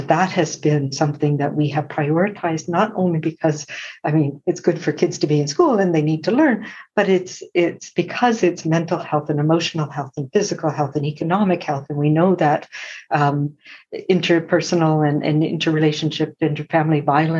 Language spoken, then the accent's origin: English; Prince Edward Island, Canada; now in British Columbia, Canada; I'm a settler, but I grew up in Mi'kmaq territory in Prince Edward Island